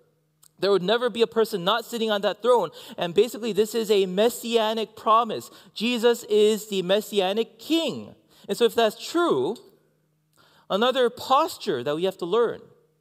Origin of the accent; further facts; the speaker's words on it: Canada; I am a Canadian. I'm also Korean. And inside, I'm American. I don't know, actually. I forgot where home is, actually.